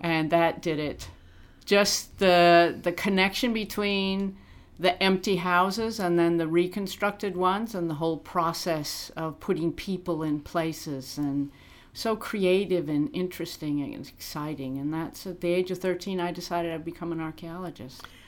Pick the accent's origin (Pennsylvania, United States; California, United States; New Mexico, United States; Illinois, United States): Illinois, United States; accent: American; now in Australia; I grew up in Illinois, 100 miles from Chicago